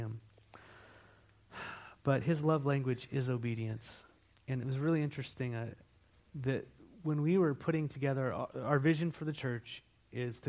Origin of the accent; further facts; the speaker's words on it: California, United States; now in Walla Walla, United States; I come from California.